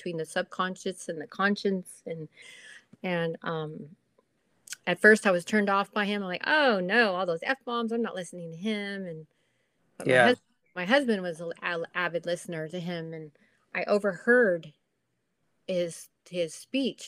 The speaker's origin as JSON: {"language": "English", "town": "Corona", "region": "California", "country": "United States", "tie": "born or raised there", "also_born_or_lived": "Huntington Beach, California", "said": "I'm from Corona, California"}